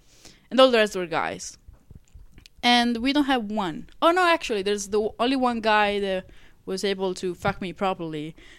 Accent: Italy; English is a second language; moved away; I think I feel a citizen of the world. I don't feel like I'm not. It's not that I'm proud. I'm happy to be Italian, but I'm not proud to be Italian.

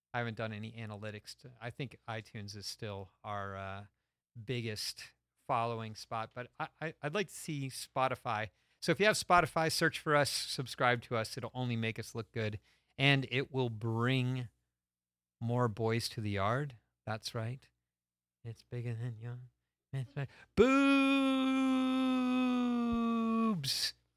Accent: Stamford, Connecticut, United States; I'm from, uh, Stamford, Connecticut

